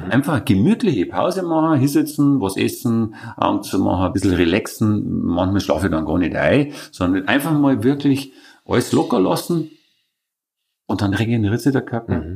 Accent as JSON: {"language": "German", "region": "Vienna", "country": "Austria", "said": "Und die haben dann gefragt, wo kommst du denn her? Sag ich, aus Wien."}